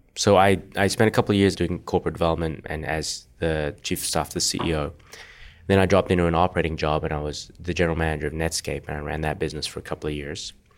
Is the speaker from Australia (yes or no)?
yes; Perth, Western Australia, Australia; moved away as an adult; also born or lived in Singapore; now in California, United States; I grew up in Australia, in Perth, born in Singapore